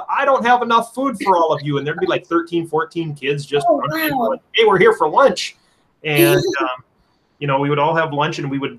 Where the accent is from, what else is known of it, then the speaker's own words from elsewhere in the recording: Anoka, Minnesota, United States; Anoka where I grew up